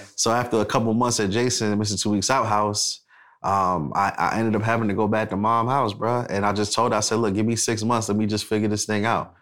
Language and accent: English; New York City, New York, United States; now in Atlanta, United States; I'm from Brooklyn, New York City.